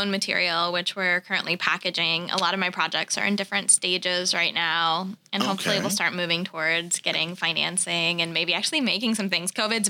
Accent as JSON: {"language": "English", "region": "East Coast", "country": "United States", "tie": "born or raised there", "also_born_or_lived": "U.S. Virgin Islands", "moved": "yes", "lives_now": "Malibu, United States", "said": "I was born in the Virgin Islands, but I grew up in the East Coast, I've had real winter"}